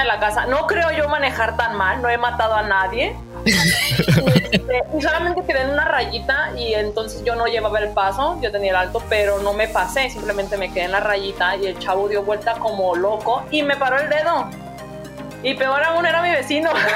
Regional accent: Mexico; moved away as an adult; now in Canada; como mexicano

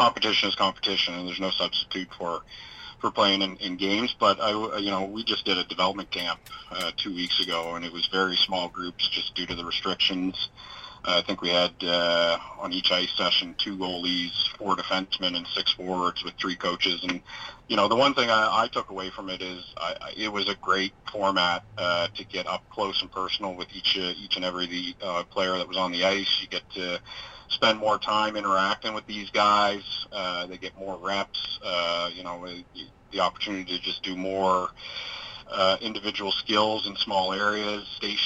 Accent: Halifax, Nova Scotia, Canada; I grew up in Fairview on Don Street, which is just across the street from Centennial Arena.

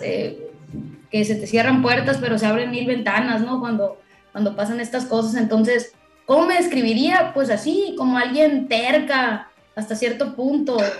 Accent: Culiacán, Sinaloa, Mexico; como buena culichi, buena sinaloense, paisano

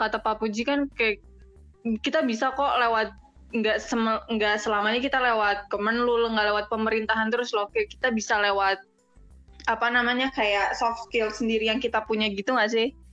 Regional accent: South Tangerang, Banten, Indonesia; moved away; kalau aku sendiri nih masuk kan dari Tangsel

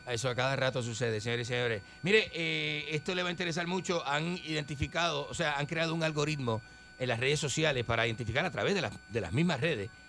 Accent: Argentina; A mí siempre me ha interesado eh, las comunidades indígenas siempre me ha interesado y como yo vengo de la Argentina.

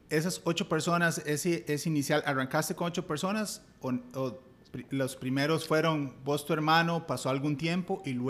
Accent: Liberia, Guanacaste, Costa Rica; moved away as an adult; also born or lived in Silicon Valley; Somos de, somos de Liberia, así es. De Liberia.

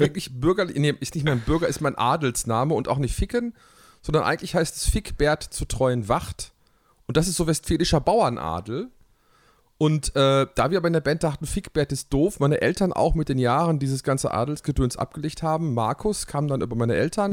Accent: Hamm, North Rhine-Westphalia, Germany; Ich bin tatsächlich äh, in Hamm geboren, äh, im Marienhospital

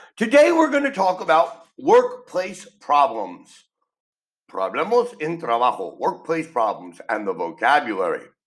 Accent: New York City, New York, United States; I am from New York City, and in reality, I never really dealt with racial abuse because New York City is a city with people from the entire world and I've always went to school with children from every country on the planet.

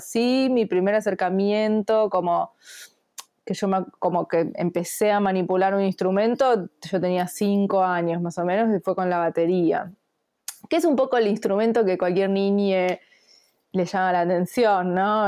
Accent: Bernal, Buenos Aires Province, Argentina; yo eh, soy de Bernal.

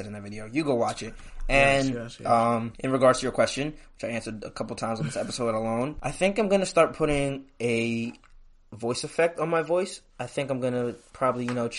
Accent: Trenton, New Jersey, United States; moved away; I'm coming back to support my hometown. If y'all didn't see my Trenton High video

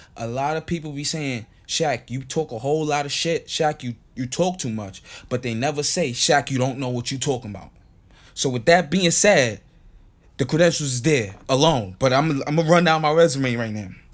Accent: St. Kitts & Nevis; English is a second language; now in United States; I wasn't born here. I wasn't born in America. I was born in St. Kitts. So therefore, my English not that good

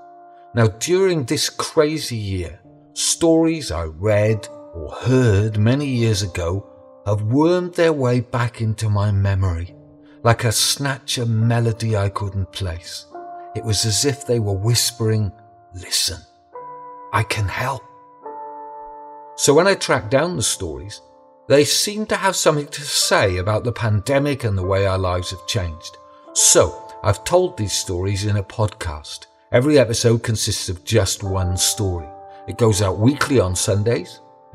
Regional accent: Wales, United Kingdom; I'm a storyteller from Wales in the UK.

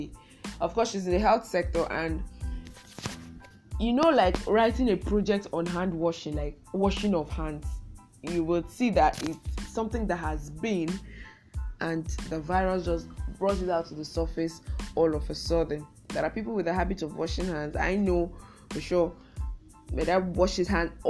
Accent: Nigeria

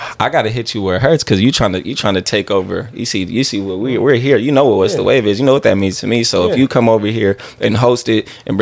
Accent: the Bay Area, California, United States; I'm from the Bay

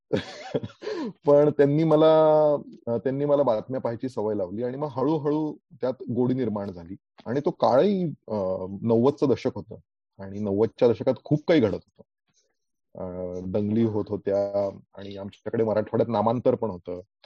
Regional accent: Aurangabad, Maharashtra, India; मी मूळ औरंगाबादचा

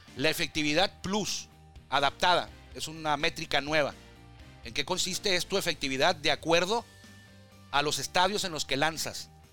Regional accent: Tijuana, Baja California, Mexico

